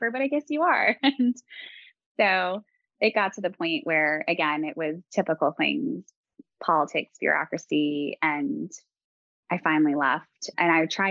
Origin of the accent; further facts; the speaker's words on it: New York, United States; moved away as an adult; Growing up in New York and going to college in New York